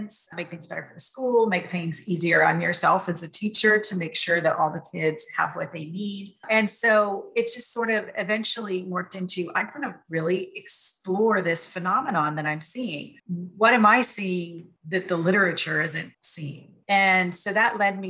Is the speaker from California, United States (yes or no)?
yes; San Francisco Bay Area, California, United States; moved away as an adult; We were raised in the San Francisco Bay Area, very diverse, inclusive type of area